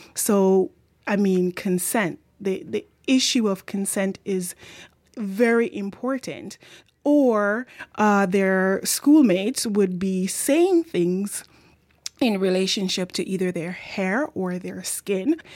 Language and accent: English; Jamaica; accent: Jamaican; now in Victoria, Canada; my Jamaican accent